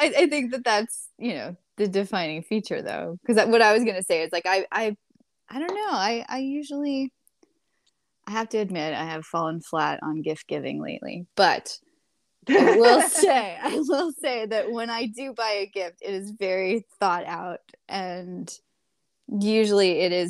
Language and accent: English; New York, United States; born there; I was born in New York, too. So that's got to count for something.